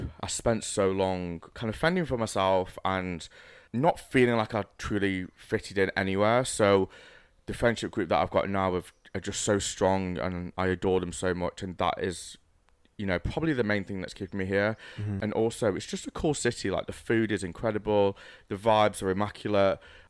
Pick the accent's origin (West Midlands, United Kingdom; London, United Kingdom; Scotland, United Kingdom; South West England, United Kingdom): West Midlands, United Kingdom; Stoke-on-Trent; So I'm actually from Stoke-on-Trent originally, but I have moved around a lot, you know.